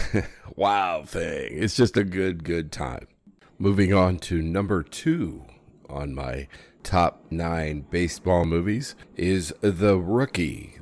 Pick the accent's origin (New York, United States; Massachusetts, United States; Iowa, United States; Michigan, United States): Iowa, United States; moved away as an adult; That's home.